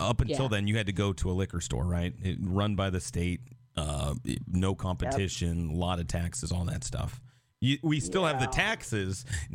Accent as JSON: {"language": "English", "town": "Seattle", "region": "Washington", "country": "United States", "tie": "born or raised there", "said": "growing up in Seattle, we're so far separated from all that. Like up next to the Canadian border."}